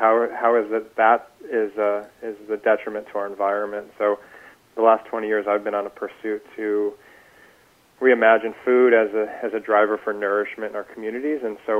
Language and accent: English; Newport Beach, California, United States; as a surfer growing up in Newport Beach, I learned through the Surf Rider Foundation